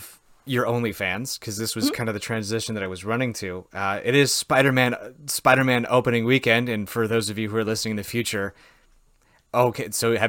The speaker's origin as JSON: {"language": "English", "region": "Wisconsin", "country": "United States"}